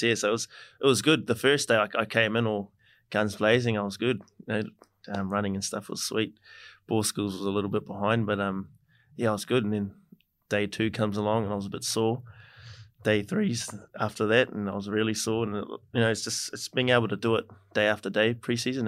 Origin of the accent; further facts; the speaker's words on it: New Zealand; moved away as an adult; now in Brisbane, Australia; I played a game with my brothers for my hometown team, Taurua